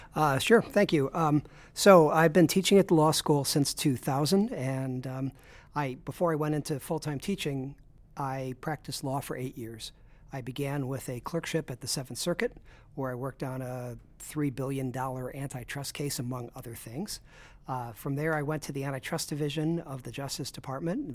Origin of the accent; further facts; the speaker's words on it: Chicago, Illinois, United States; also born or lived in Brooklyn; I grew up in Chicago.